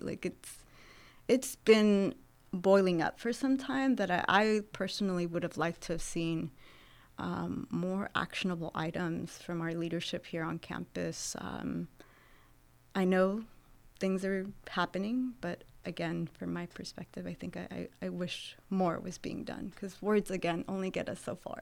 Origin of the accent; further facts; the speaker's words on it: Santa Barbara, California, United States; moved away as an adult; also born or lived in Jalisco, Mexico / Los Angeles, California / Texas; now in Sacramento, United States; I grew up in Santa Barbara, California